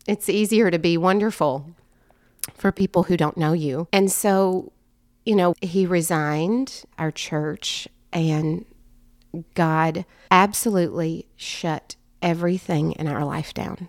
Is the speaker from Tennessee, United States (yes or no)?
yes; Strawberry Plains, Tennessee, United States; I grew up in East Tennessee in Strawberry Plains